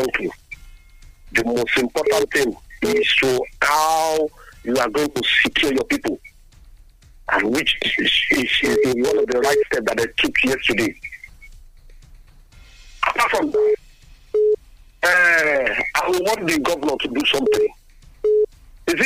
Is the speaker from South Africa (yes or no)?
no; Ogun State, Nigeria; I'm from Ogun State